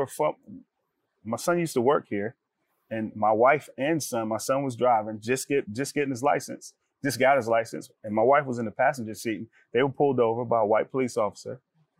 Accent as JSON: {"language": "English", "town": "New York City", "region": "New York", "country": "United States", "tie": "born or raised there", "also_born_or_lived": "Woodstock, Georgia / Brandon, Florida", "moved": "as an adult", "said": "I grew up in Harlem, New York City"}